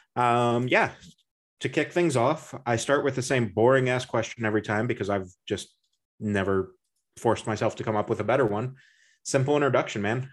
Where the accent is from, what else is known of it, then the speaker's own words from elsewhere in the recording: Indiana, United States; we're both from Indiana